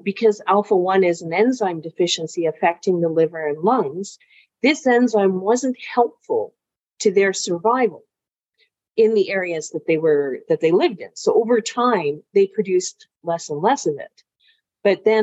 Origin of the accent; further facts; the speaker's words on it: England, United Kingdom; now in Canada; I'm originally from England. So my family emigrated in 1969